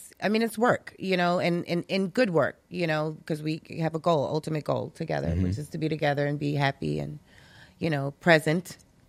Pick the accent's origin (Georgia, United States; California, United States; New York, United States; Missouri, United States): New York, United States; New York City; because I'm from Brooklyn.